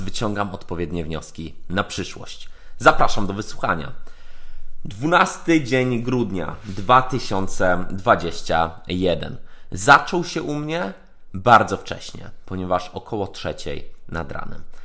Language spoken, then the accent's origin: Polish; Poland; jesteśmy z Polski